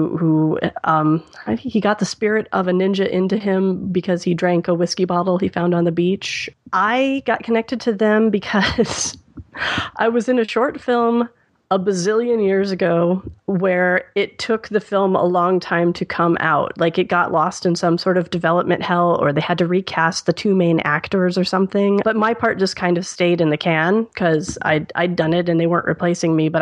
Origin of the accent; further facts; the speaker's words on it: Midwest, United States; moved away; I'm from the Midwest